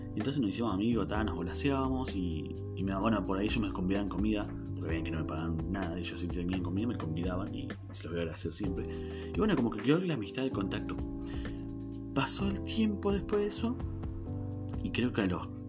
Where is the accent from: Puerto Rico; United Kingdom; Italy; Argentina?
Argentina; Neuquén; soy de Argentina, soy de Neuquén, Argentina, que está al sur del país